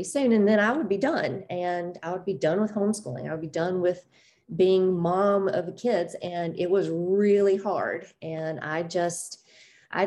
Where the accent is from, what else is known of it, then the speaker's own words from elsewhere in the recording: the South, United States; I grew up in the South and had a very religious upbringing